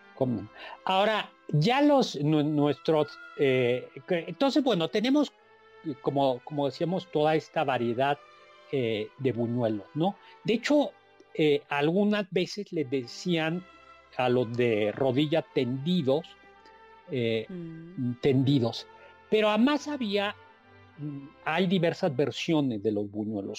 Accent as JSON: {"language": "Spanish", "country": "Mexico", "said": "los mexicanos somos los únicos fiesteros del mundo en la Navidad"}